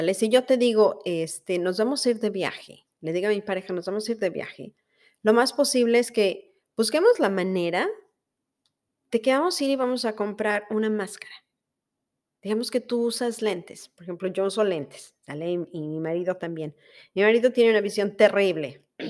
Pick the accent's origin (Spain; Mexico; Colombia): Mexico; first language Spanish; now in United States; Soy mexicana y como tal hablo español.